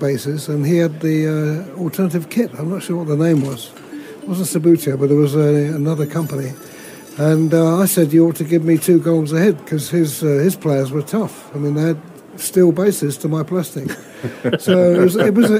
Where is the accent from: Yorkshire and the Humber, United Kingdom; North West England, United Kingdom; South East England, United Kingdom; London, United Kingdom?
South East England, United Kingdom; Portsmouth; moved away; also born or lived in Gillingham; my hometown was Portsmouth